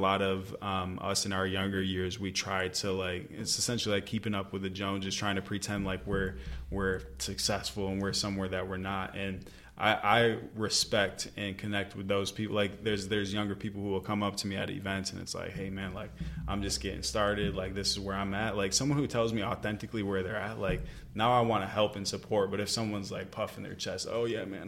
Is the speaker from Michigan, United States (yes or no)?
yes; Michigan, United States; moved away as an adult; back in Michigan, I had all my hometown friends